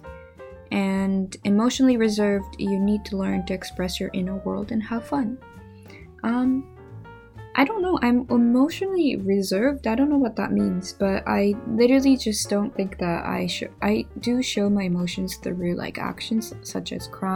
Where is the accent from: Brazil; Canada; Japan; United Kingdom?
Japan; first language Japanese; English is a second language; moved away; my primary language is Japanese, but I stutter in both languages. Even though I'm a Japanese